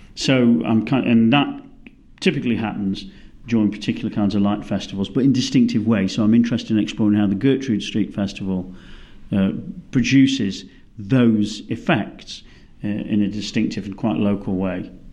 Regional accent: United Kingdom; moved away as an adult; now in Melbourne, Australia; as a British person

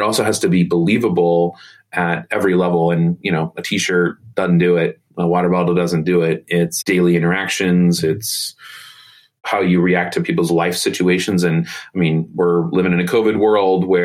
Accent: Indianapolis, Indiana, United States; When I grew up here in Indy

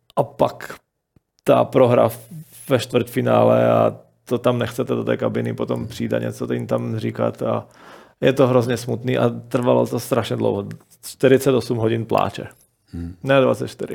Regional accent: Slovakia; moved away as an adult; now in Czech Republic; pořád jsem Slovák

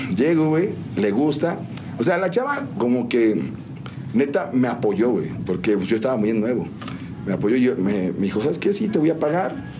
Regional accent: San Juan del Río, Querétaro, Mexico; also born or lived in Mexico City; nací en la Ciudad de México y llegué aquí a San Juan a los tres años. Ya, San Juan. Sí, yo digo, no, yo siempre quien me pregunté, digo, esta es mi tierra

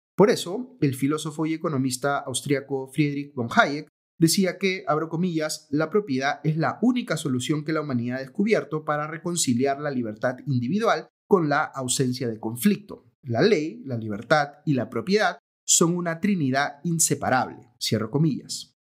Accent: Peru

